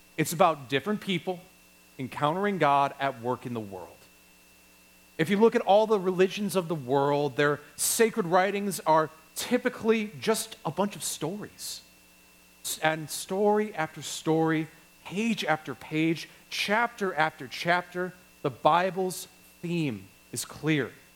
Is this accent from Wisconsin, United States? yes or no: yes; Wisconsin, United States; I'm from Wisconsin